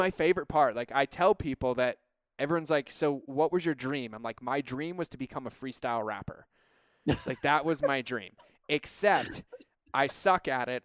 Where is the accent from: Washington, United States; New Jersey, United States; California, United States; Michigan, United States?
California, United States; moved away as an adult; now in Montana, United States; we're about as California as they come.